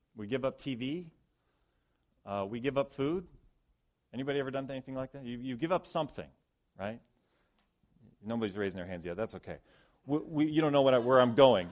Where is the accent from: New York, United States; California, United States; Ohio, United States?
Ohio, United States; moved away; I grew up in Ohio mostly